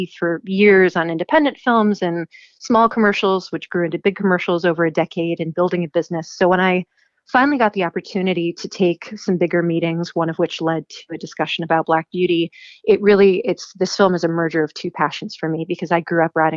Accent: Chicago, Illinois, United States; also born or lived in New York; now in Los Angeles, United States; I was born in Chicago

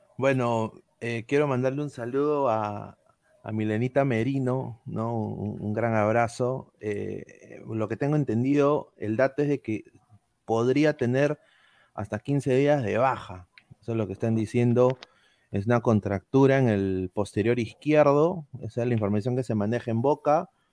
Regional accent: Peru; now in United States; nuestros compatriotas nacionales

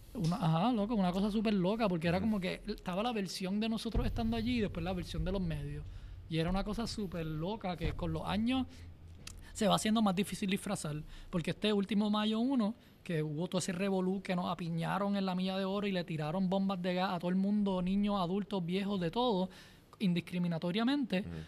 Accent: Puerto Rico; una pasión bien grande por Puerto Rico y la naturaleza y la belleza y, y mi tierra y mi gente

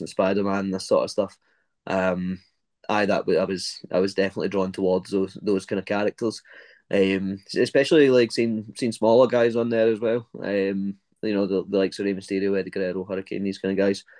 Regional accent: Glasgow, Scotland, United Kingdom; I'm from Glasgow, Scotland

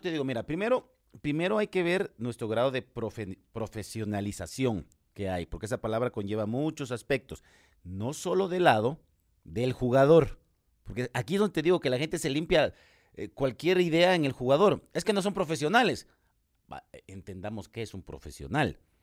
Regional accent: Guatemala; ahora soy aficionado guatemalteco como Chapín

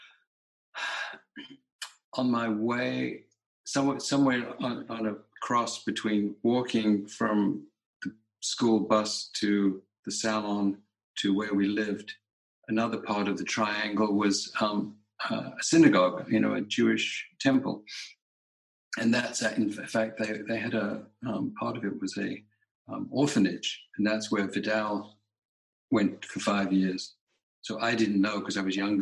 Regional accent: London, United Kingdom; I grew up in London, in England

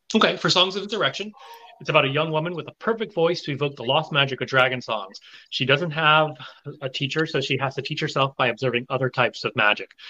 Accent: the South, United States; moved away as an adult; also born or lived in Taiwan / Japan; I grew up in the South uh, at a time when there I could count the number of Asians in from sixth grade to high school on one hand

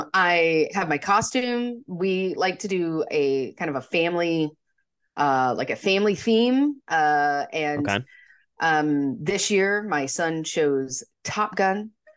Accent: Montana, United States; So imagine that you had the same problem that I did growing up in Montana, where you would get this cool costume and then you'd have to wear a parka over it because it's like negative 20 outside.

